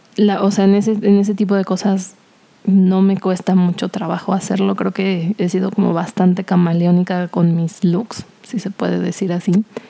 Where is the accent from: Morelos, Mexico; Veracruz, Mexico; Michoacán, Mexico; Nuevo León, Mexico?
Morelos, Mexico; Cuernavaca; born or raised there; moved away as an adult; also born or lived in Mexico City